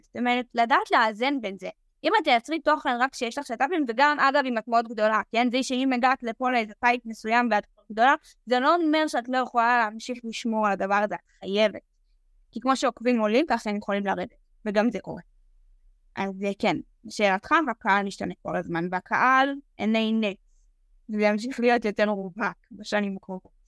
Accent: Nof HaGalil, Northern District, Israel; moved away as an adult; now in Tel Aviv, Israel; אני באה מנצרת עילית

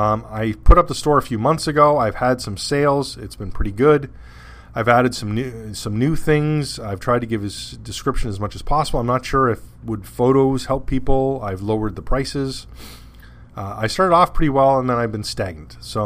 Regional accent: Canada; I'm Canadian.

